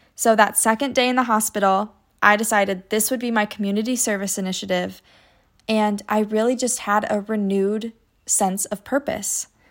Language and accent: English; United States; my hometown competition, I would earn the title of Junior Miss Scott County